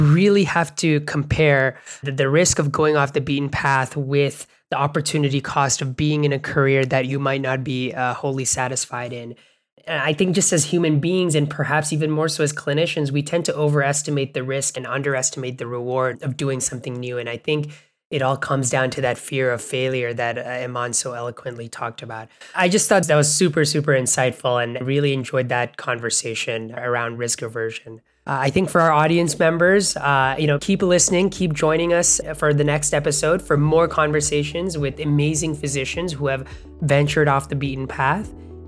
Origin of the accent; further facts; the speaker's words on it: Bangladesh; or where I grew up in Bangladesh